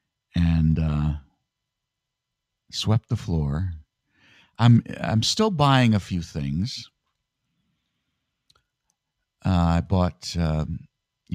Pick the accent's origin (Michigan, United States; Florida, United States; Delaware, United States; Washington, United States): Michigan, United States; now in New York, United States; I'm from Michigan